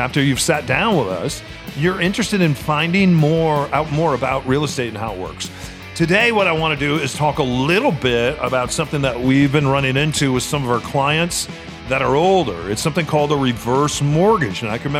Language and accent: English; Midwest, United States; Where I grew up in the Midwest, every basement, every grandma and grandpa's basement, especially for homes that were built in World War II, had a finished and unfinished part of the basement.